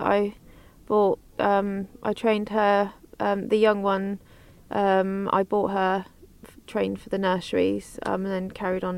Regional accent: Cornwall, South West England, United Kingdom; From Cornwall.

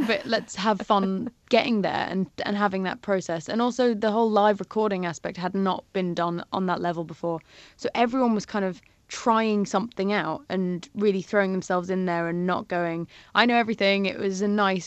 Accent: Isle of Man; growing up in the Isle of Man, it's so beautiful

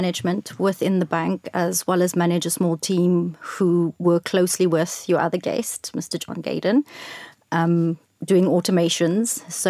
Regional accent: George, Western Cape, South Africa; I'm from a small town called George.

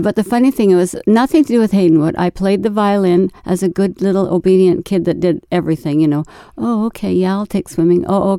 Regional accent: Vancouver, British Columbia, Canada; born there; I was born in Vancouver with a British heritage.

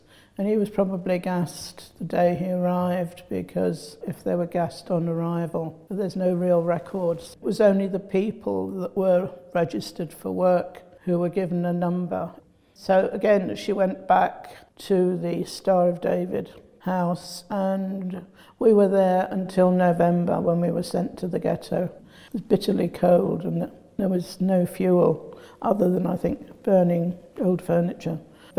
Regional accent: Hungary; born or raised there

